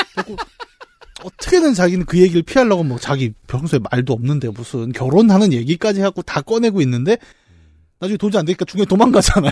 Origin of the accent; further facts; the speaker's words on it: Bucheon, Gyeonggi Province, South Korea; 저는 부천 북쪽 출신이에요